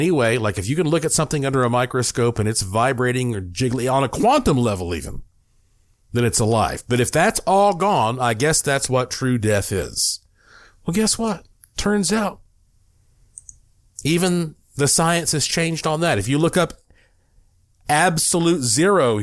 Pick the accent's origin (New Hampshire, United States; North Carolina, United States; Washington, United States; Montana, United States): North Carolina, United States; Asheville; I was born in Asheville, North Carolina